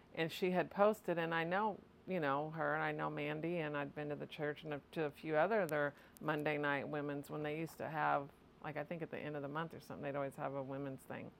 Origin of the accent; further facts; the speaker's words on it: Litchfield, Illinois, United States; I was born and raised in Litchfield, Illinois.